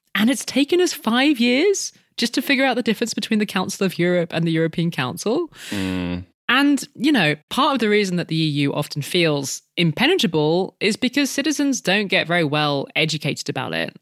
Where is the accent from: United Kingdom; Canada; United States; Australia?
United Kingdom; When we were growing up in Britain